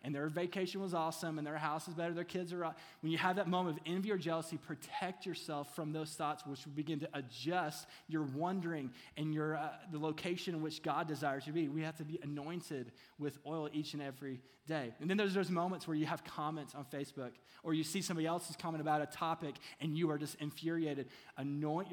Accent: Kentucky, United States; I'm from Kentucky, so it's hard for me to say oil.

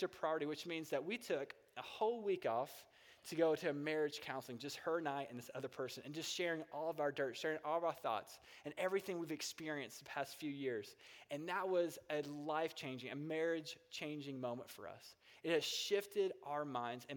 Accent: Kentucky, United States; also born or lived in Las Vegas; my wife and I moved from Las Vegas back to our home in Kentucky

